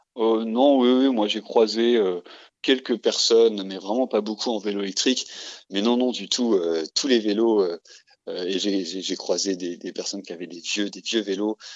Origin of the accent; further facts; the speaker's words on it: Dijon, Bourgogne-Franche-Comté, France; je suis originaire de Dijon